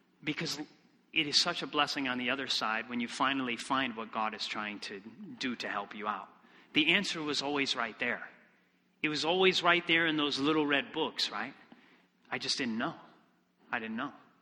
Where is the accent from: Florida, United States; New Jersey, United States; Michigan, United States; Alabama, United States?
Michigan, United States; moved away; also born or lived in Iceland; I come from Michigan originally